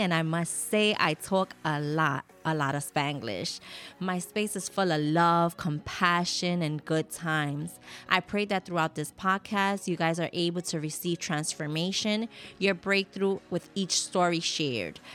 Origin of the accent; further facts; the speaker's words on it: New York City, New York, United States; a Puerto Rican Latina born and raised in the Bronx